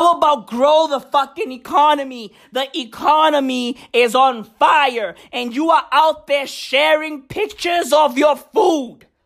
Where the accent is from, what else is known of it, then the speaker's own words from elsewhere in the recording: Johannesburg, Gauteng, South Africa; I grew up in Johannesburg